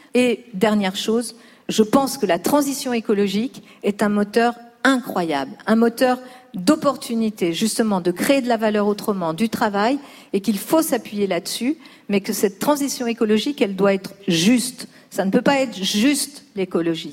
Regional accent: Lyon, Auvergne-Rhône-Alpes, France; now in Paris, France; j'ai grandi pas à Paris, j'ai grandi à La Duchère, qui est aussi un quartier de Lyon

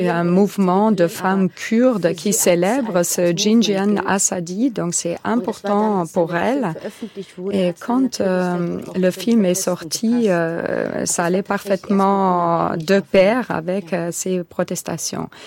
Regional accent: Armenia; Moi, je viens d'Arménie, mais je suis euh, kurde et jéside.

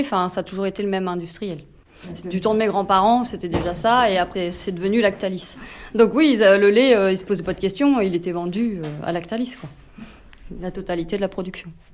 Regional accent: France; Ça appartenait à mon grand-père, puis à mon père et puis euh, là on s'est installés tous les deux

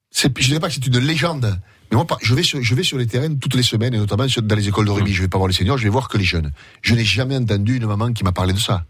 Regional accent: Gaillac, Occitania, France; j'ai grandi à Gaillac

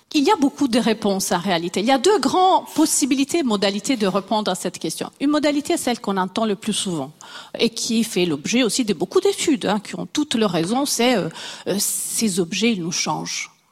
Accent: Italy; moved away; Je suis italienne

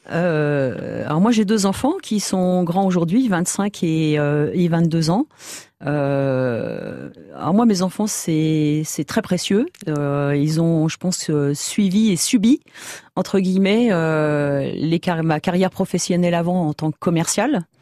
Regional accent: Île-de-France, France; De l'Île-de-France.

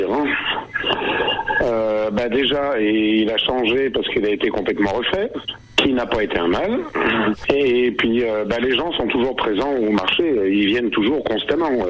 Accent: Argenton-sur-Creuse, Centre-Val de Loire, France; born there; je suis né à Argenton déjà, donc je connaissais beaucoup de personnes.

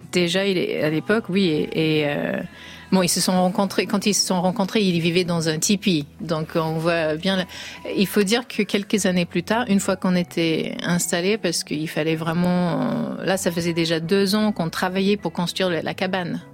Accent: United States; étant américaine

